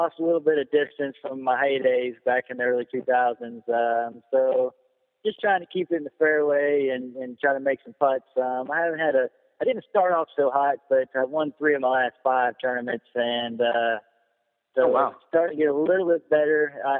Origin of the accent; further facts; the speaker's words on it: Tulsa, Oklahoma, United States; moved away as an adult; now in Georgia, United States; just south of Atlanta. I'm originally an Okie from Tulsa, but I've been living in Georgia for about 6 years now.